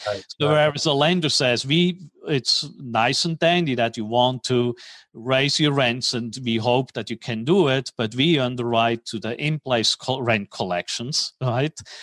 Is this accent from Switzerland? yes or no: yes; Switzerland; moved away as an adult; also born or lived in New York / Tokyo / Hong Kong; now in Dallas, United States; I'm originally from Switzerland. Grew up in Switzerland